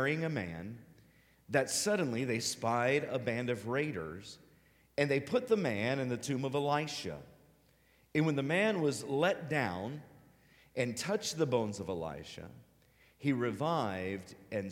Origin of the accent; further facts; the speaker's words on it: Cincinnati, Ohio, United States; I'm a Buckeye. I'm from Cincinnati